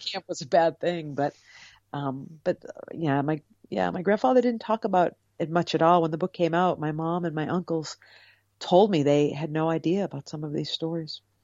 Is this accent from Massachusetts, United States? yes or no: yes; Cape Cod, Massachusetts, United States; I grew up on Cape Cod